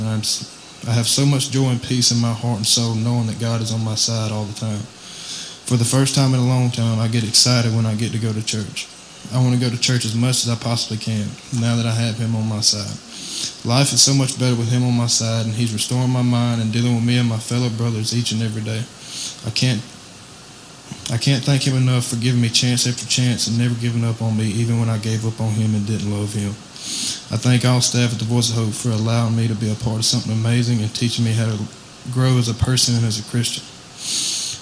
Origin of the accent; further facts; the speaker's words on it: Waynesboro, Mississippi, United States; I'm from Waynesboro, Mississippi, and I'm 18 years old.